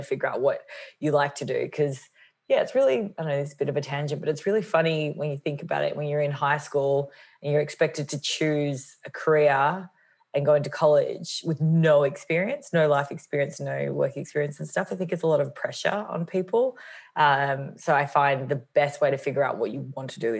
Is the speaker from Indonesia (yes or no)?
no; Australia; moved away as an adult; also born or lived in New York, United States / Los Angeles, United States; I'm based in Melbourne, Australia for now. I am Australian, but I spent the last 9 years in New York